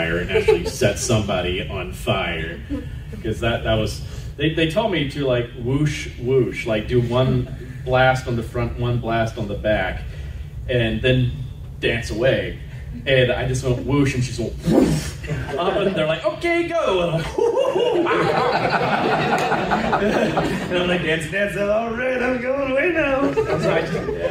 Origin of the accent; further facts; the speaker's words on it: Alabama, United States; I'm from Alabama